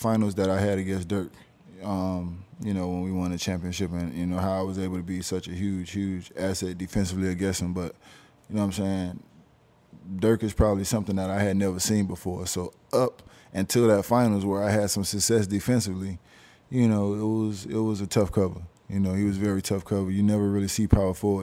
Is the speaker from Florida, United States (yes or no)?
yes; Miami, Florida, United States; also born or lived in Jacksonville, Florida; I was born in Miami